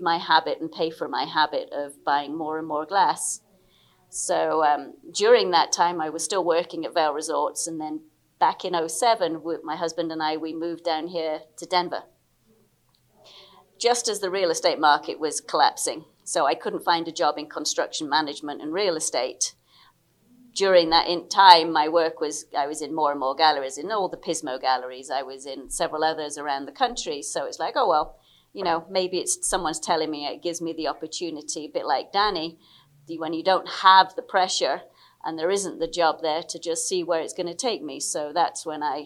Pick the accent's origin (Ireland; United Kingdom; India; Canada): United Kingdom; England; also born or lived in Liberia; I'm British. I was born in Liberia, moved back to the UK when I was 8